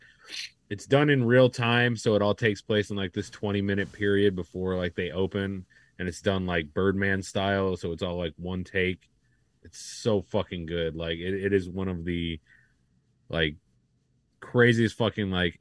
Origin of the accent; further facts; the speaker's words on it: Ohio, United States; now in Florida, United States; I'm also from Ohio